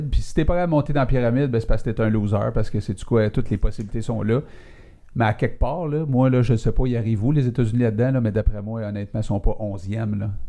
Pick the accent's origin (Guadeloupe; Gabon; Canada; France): Canada; Quebec; also born or lived in Saint-Jean-sur-Richelieu